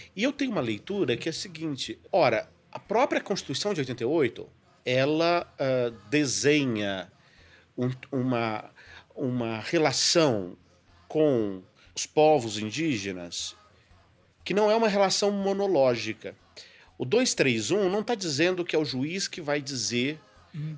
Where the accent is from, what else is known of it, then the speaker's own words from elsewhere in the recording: São Paulo, Brazil; sou paulista, não é? Que sou paulista